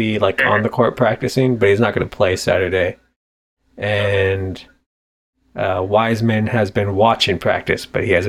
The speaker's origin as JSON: {"language": "English", "country": "Ireland", "said": "Because I'm Irish."}